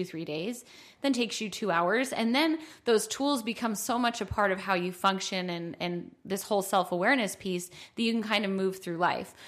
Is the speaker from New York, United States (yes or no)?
yes; Buffalo, New York, United States; moved away; also born or lived in Utah; I'm from Buffalo